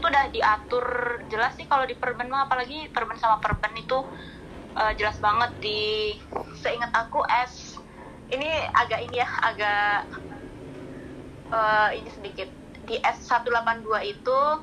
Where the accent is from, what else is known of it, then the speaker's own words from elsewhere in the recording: Magelang, Central Java, Indonesia; moved away; Aku aslinya Magelang